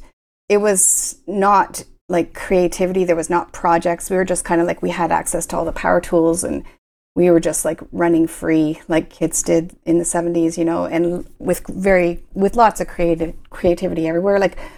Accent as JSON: {"language": "English", "town": "Kingston", "region": "Ontario", "country": "Canada", "tie": "born or raised there", "lives_now": "Ottawa, Canada", "said": "No, I grew up in Kingston, but I've spent my entire, after university, and some of my work terms were in Ottawa."}